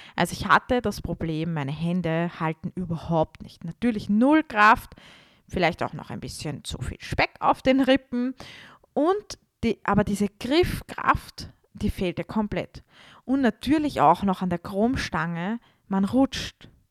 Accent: Vienna, Austria; damals war ich bei uns in Wien in einem Studio

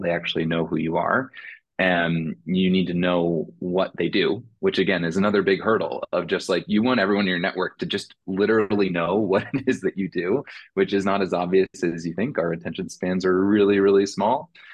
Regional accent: Indiana, United States; woman of color in my hometown in Indiana

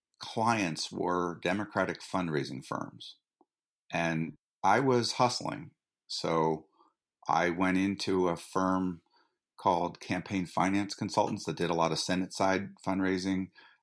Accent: Boulder, Colorado, United States; also born or lived in Bradford, Vermont; So I grew up in Boulder, Colorado, where my parents were teachers, and spent the summers in Bradford, Vermont, where my family had half of a farm that we shared with my aunt and uncle, who were potters.

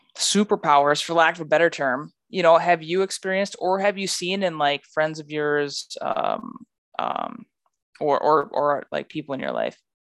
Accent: rural North Dakota, United States; I'm from a rural, like, rural North Dakota

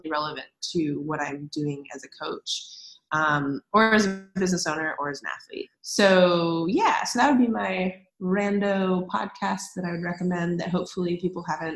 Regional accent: United States; as an American

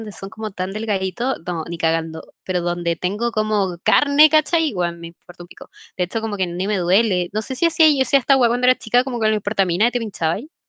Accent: Mexico; porque soy mexicana

